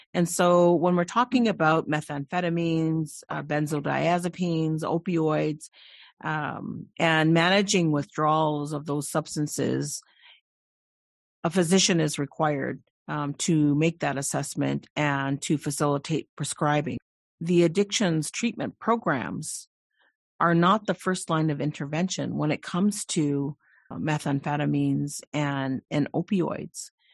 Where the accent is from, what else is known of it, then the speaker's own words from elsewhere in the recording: Delaware Nation, southwestern Ontario, Canada; I come from the Delaware Nation in southwestern Ontario